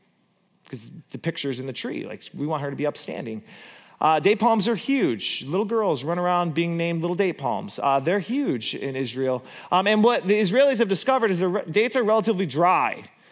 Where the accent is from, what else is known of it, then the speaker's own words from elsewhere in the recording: Borculo, Gelderland, Netherlands; because I grew up in Borculo. And there's lots of bees and there's lots of cows.